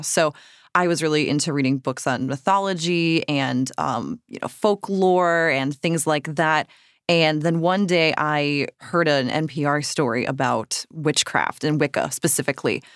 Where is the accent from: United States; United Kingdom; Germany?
United States; Cape Cod, Massachusetts; moved away; I grew up on Cape Cod, but I did grow up going to Salem for October, pretty much every October that I lived in Massachusetts